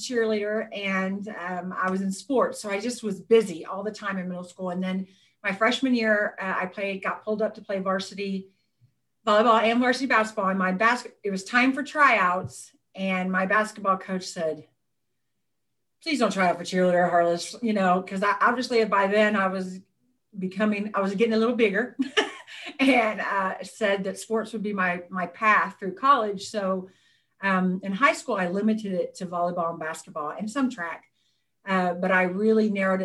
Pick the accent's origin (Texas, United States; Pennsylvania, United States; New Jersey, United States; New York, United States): Texas, United States; Seguin; also born or lived in Karnes City, Texas; I grew up in Seguin, Texas. I was actually born in Carnes City, but I moved to Seguin.